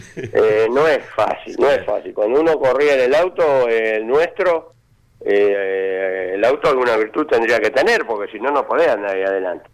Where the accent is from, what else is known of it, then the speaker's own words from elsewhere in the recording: Argentina; somos los argentinos